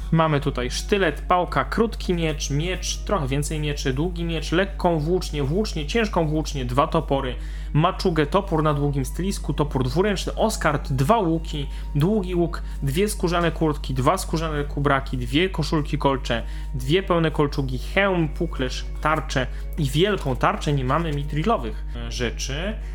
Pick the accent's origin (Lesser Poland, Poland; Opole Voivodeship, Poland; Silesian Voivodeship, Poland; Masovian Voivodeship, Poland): Silesian Voivodeship, Poland; ja ze Śląska